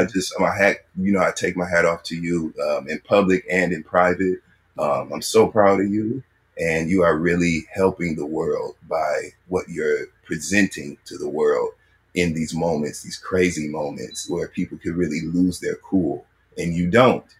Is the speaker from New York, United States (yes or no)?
no; Michigan, United States; I'm from Michigan